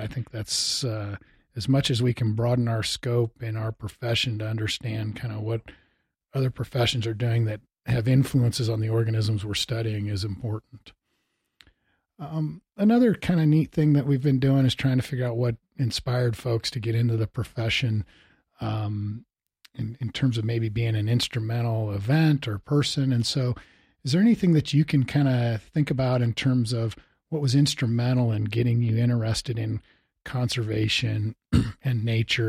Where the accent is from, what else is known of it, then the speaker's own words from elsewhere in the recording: Missouri, United States; now in Bozeman, United States; I enjoyed, uh, turkey hunting when I grew up in Missouri.